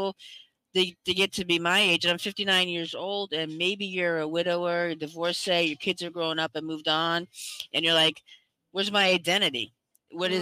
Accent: United States; also born or lived in Central Florida; I am from the United States

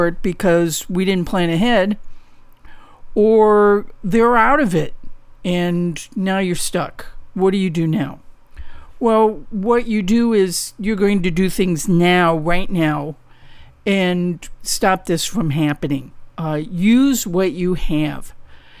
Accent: St. Louis, Missouri, United States; now in Southern California, United States; I grew up in St. Louis

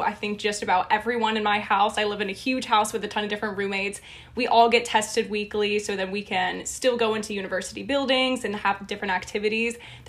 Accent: Columbus, Ohio, United States; moved away; I'm a junior from Columbus, Ohio

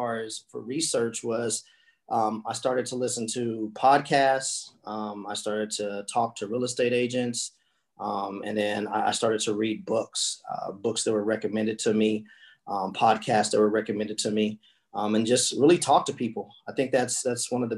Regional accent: Colorado, United States; moved away; that's where I'm from Colorado. That's home for me

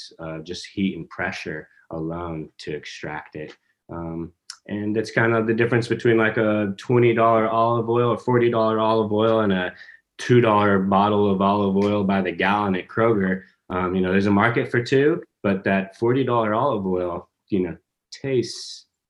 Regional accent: New Mexico, United States; now in Kentucky, United States; I come from New Mexico. It's hard to grow grass

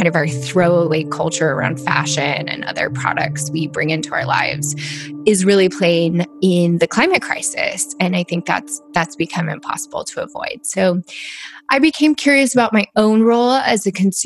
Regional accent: Kansas City, Missouri, United States; I grew up in Kansas City

